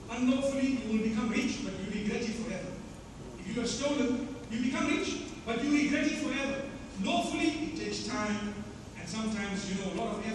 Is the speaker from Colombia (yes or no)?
no; Zimbabwe; I come from Zimbabwe.